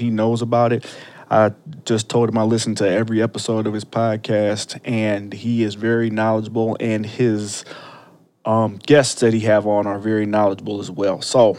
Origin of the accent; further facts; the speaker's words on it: Ohio, United States; now in Illinois, United States; I'm from Ohio originally